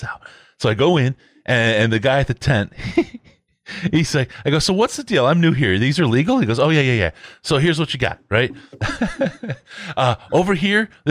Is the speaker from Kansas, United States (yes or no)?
no; Michigan, United States; moved away; When I was growing up in Michigan